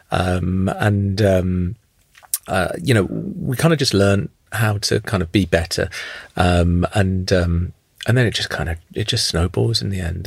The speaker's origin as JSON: {"language": "English", "town": "Luton", "region": "East of England", "country": "United Kingdom", "tie": "born or raised there", "said": "I grew up in Luton"}